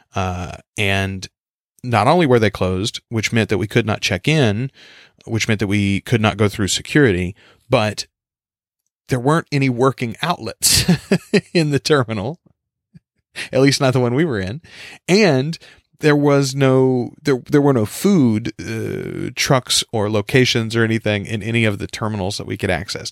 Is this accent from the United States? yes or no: yes; United States; accent: country